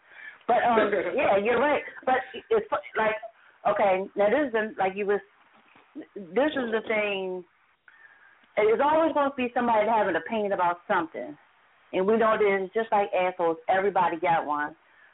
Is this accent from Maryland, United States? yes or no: yes; Glen Burnie, Maryland, United States; from Anne Arundel County. I'm from a very small city called Glen Burnie. The capital of Maryland is Annapolis. Annapolis is the city.